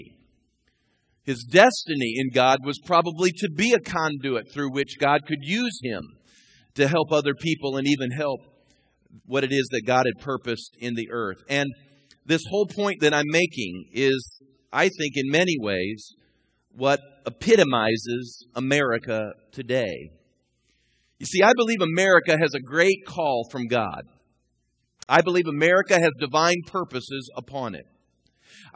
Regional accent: United States; I consider myself a red-blooded, flag-waving, communist-hating American

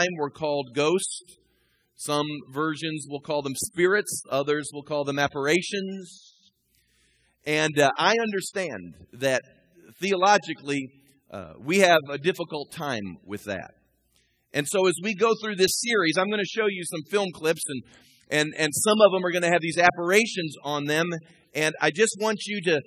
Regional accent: United States; I consider myself a red-blooded, flag-waving, communist-hating American

